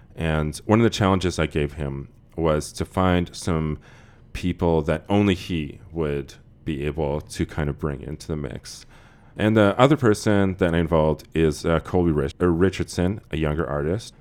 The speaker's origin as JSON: {"language": "English", "area": "Regina and Saskatoon", "region": "Saskatchewan", "country": "Canada", "tie": "born or raised there", "said": "I spent half my childhood growing up in Regina and half in Saskatoon. So I equally feel like I'm from both places"}